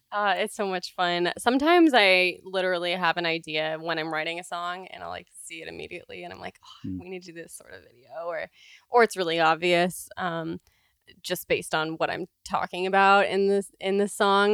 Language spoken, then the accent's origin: English; California, United States; also born or lived in Canada; I grew up in California, but in California. I'm half Canadian, and so I spent like three months of my whole life every single year there